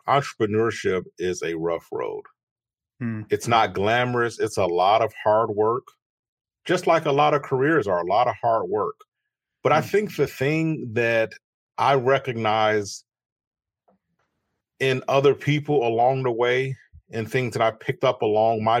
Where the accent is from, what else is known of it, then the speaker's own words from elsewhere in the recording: Chicago, Illinois, United States; I was born in Chicago in the United States, and I grew up to a modest family